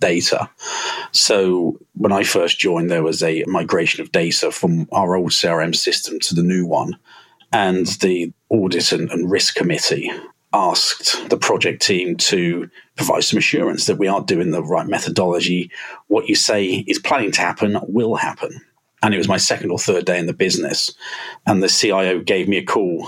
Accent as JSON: {"language": "English", "area": "Berkshire", "region": "South East England", "country": "United Kingdom", "tie": "born or raised there", "moved": "yes", "lives_now": "Manchester, United Kingdom", "said": "I'm originally from Berkshire. I live in Manchester now and work for"}